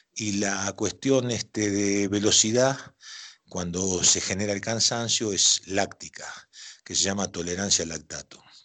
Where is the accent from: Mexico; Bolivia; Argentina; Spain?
Argentina; Rosario, Santa Fe; yo soy rosarino